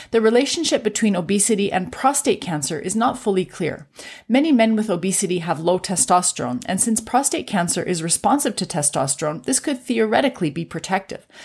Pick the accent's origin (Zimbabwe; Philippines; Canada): Canada; I'm a Canadian physician